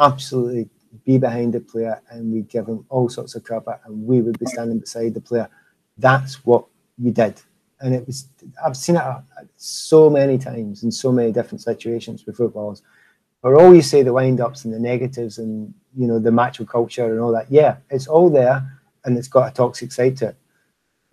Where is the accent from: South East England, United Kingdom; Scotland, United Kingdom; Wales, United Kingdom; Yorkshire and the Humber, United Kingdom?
Scotland, United Kingdom; about being Scottish